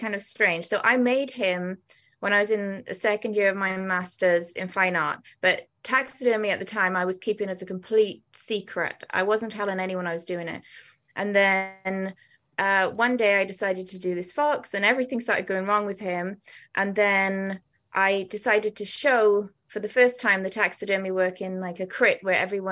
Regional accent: Wales, United Kingdom; moved away; when I was a kid, I used to go to Cardiff Museum because I'm Welsh originally.

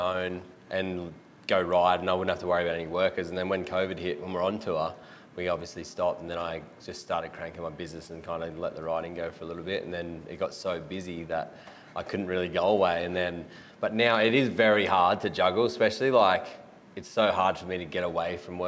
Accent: Gold Coast, Queensland, Australia; I'm from the Gold Coast

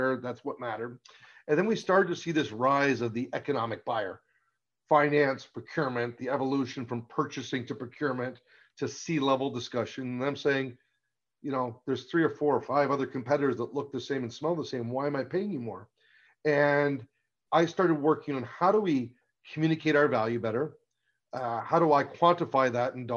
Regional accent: outside Toronto, Ontario, Canada; I'm Canadian. So I grew up outside Toronto area

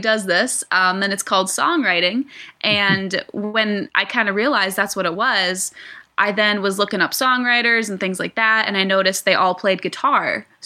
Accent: Rochester, New York, United States; moved away as an adult; now in Nashville, United States; I'm originally from upstate New York, a small town called Rochester, and I moved down to Nashville, Tennessee 4 years

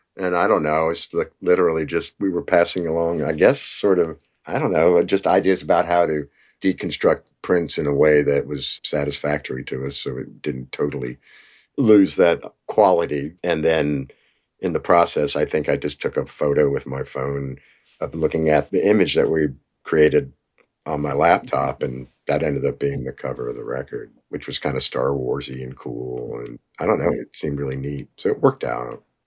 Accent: Nashville, Tennessee, United States; we're from Nashville

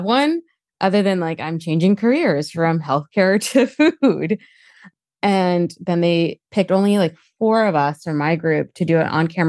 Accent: New Jersey, United States; I know I'm from Jersey

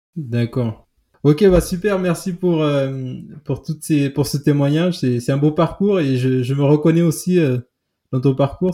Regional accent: Santa Catarina, Santiago, Cape Verde; moved away; Je suis de Santa Catarina

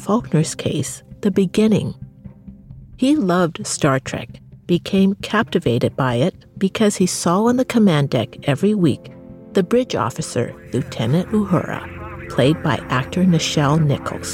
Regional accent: Canada; me growing up in Canada

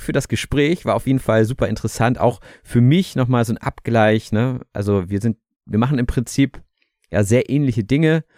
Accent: Germany; wir als Deutsche

